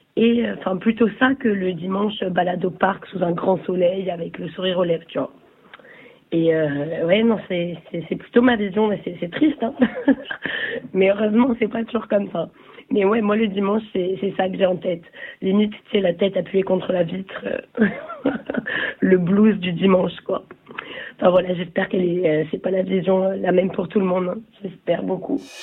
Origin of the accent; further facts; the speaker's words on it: Nice, Provence-Alpes-Côte d'Azur, France; moved away as an adult; now in Paris, France; je viens de Nice. Enfin, j'ai grandi à Nice et je suis arrivée sur Paris